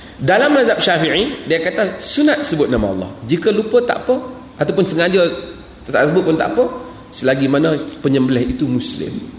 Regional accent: Malaysia; saya daripada Malaysia

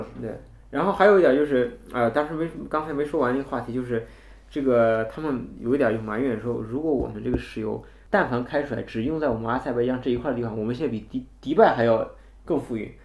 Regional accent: China; 我们中国人

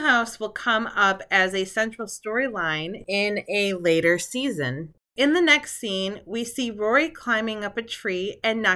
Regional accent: just outside of Flint, Michigan, United States; I grew up just outside of Flint, Michigan

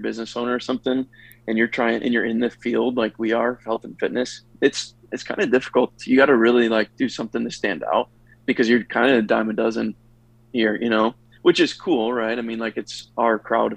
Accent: Chicago, Illinois, United States; moved away as an adult; now in Austin, United States; I'm from Chicago originally, moved down here for work

